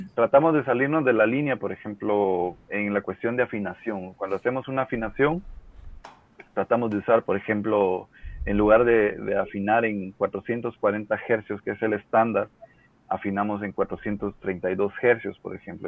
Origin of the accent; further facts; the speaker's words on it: Guatemala; todos somos guatemaltecos